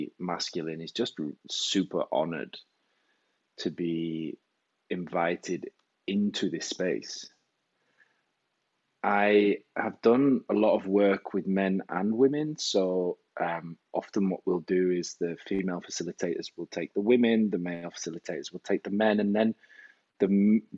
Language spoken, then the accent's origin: English; England, United Kingdom; moved away as an adult; now in Switzerland; I'm originally from England, hence the accent, but I've been living in Switzerland for the last 12 years